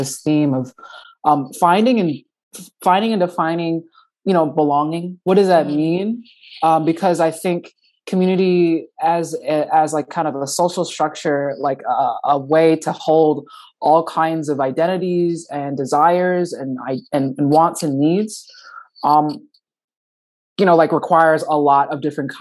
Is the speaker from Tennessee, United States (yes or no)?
no; New Jersey, United States; moved away as an adult; now in Minneapolis, United States; I'm a transplant from the East Coast, from New Jersey.